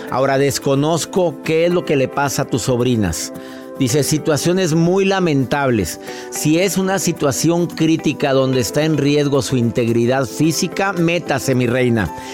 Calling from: El Paso, Texas, United States; aquí de El Paso, Texas, súper emocionada.

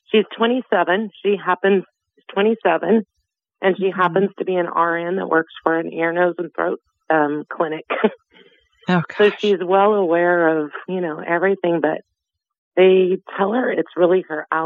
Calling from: Visalia, California, United States; I'm calling from California.

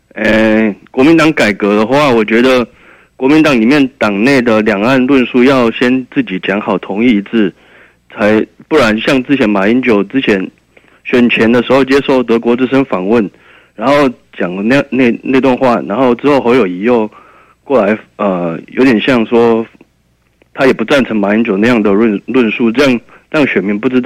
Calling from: Kaohsiung, Taiwan; 哦，我是高雄的

